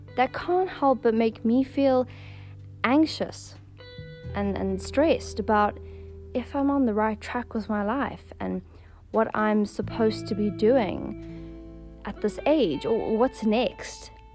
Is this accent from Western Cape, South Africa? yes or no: no; Johannesburg, Gauteng, South Africa; moved away as an adult; now in Cape Town, South Africa; I was born and raised in Johannesburg, but I live in Cape Town and have been for the past five years